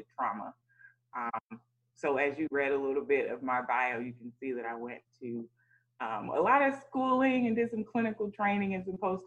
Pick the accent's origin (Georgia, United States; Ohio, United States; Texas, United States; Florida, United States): Georgia, United States; College Park; I grew up in College Park, Georgia